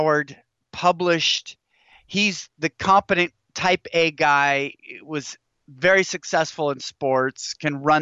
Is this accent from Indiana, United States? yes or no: no; Washington, United States; Growing up in Washington State